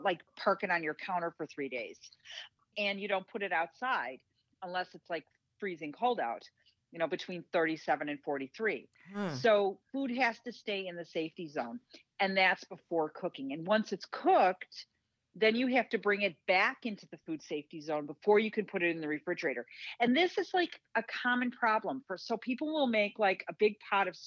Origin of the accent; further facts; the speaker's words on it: Midwest, United States; I'm a Midwesterner